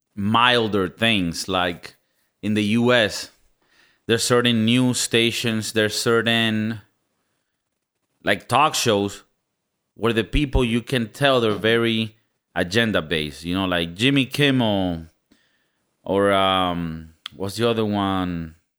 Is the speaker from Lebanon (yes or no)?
no; Venezuela; moved away; I come from Venezuela